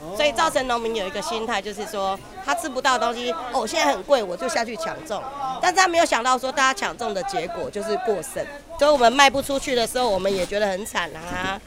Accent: Taipei, Taiwan; 我们台北人比较喜欢抢

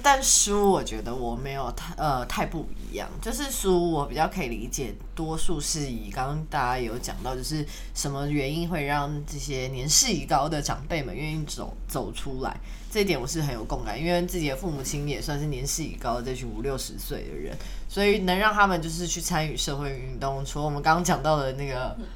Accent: Taiwan; 我之前去中国工作的时候，我们都会说我们是台湾人

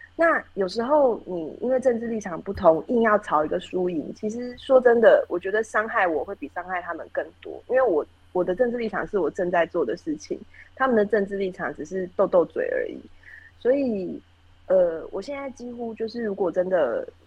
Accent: Taoyuan, Taiwan; moved away; also born or lived in Taipei; 我是，呃，现在三十五岁巨蟹座， 然后我是桃园人，所以我，呃，高中是念武林高中

